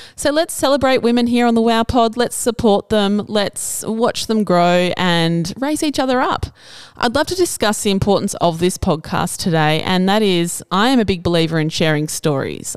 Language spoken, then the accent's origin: English; Cobar, New South Wales, Australia; also born or lived in Albury; I never intended to return to my hometown after university